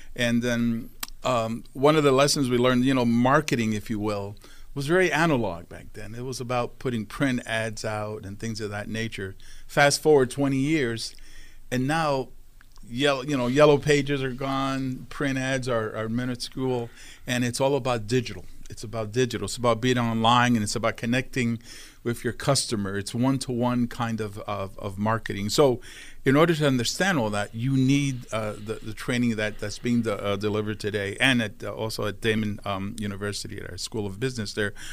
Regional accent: New York City, New York, United States; I grew up in Brooklyn, New York

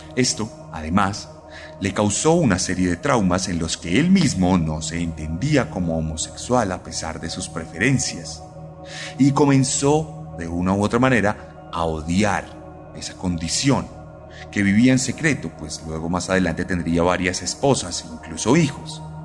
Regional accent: Colombia; vencimos en las urnas el pasado domingo aquí en Colombia

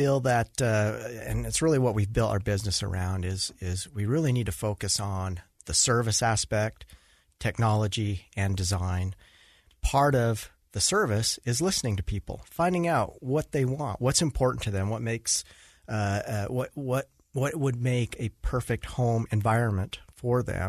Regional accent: Utah, United States; also born or lived in Washington; I was born in Washington, but grew up here in Utah

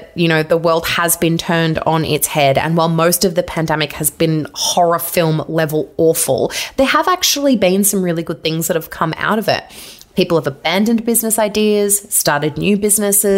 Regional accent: Victoria, Australia; I'm also from Victoria, and that was the hard lockdown state

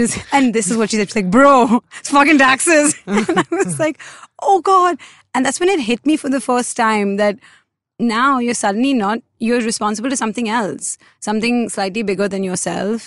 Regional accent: India; a lot of us as Indian kids

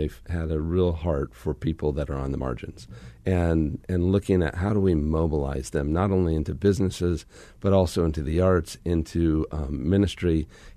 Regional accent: northern New Mexico, United States; I grew up on the Navajo Reservation in northern New Mexico in the United States

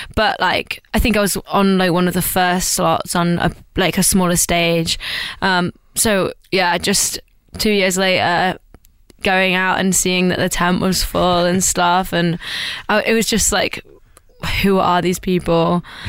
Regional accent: East Midlands, United Kingdom; I'm from the East Midlands in the UK

